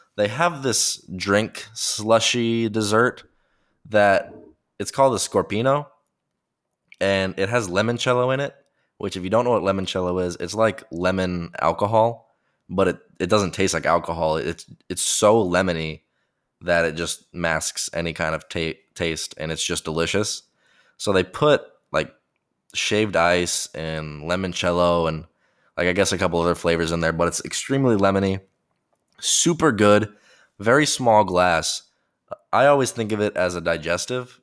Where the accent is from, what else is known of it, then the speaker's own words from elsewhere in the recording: United States; I'm an American